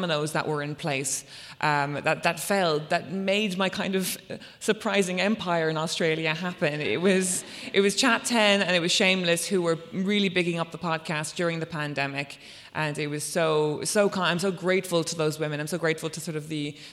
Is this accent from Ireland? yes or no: yes; Ireland; I was a teenager growing up in Ireland in 2002